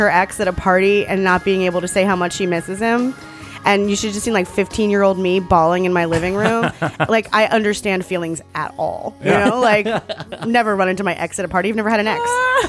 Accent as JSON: {"language": "English", "region": "Virginia", "country": "United States", "said": "I'm from Virginia."}